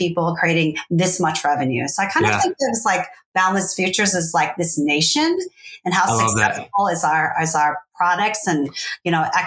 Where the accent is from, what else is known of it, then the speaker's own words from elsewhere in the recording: Fresno, California, United States; also born or lived in Saigon, Vietnam / Los Angeles; at that time I lived in LA, but I come from Fresno